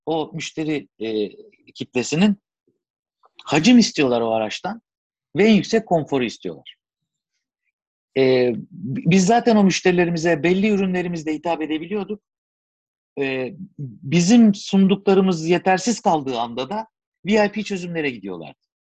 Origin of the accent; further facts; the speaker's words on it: Turkey; biz Türkler olarak